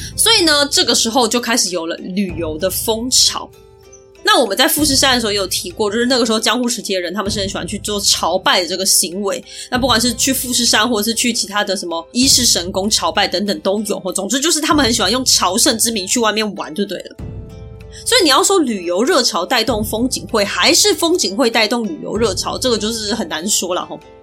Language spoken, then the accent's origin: Chinese; Taiwan; 我是台湾人